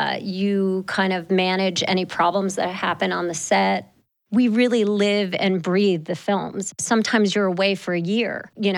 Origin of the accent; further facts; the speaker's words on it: New Jersey, United States; moved away as an adult; also born or lived in New York; now in Los Angeles, United States; I grew up in New Jersey, and Hollywood seemed very far away.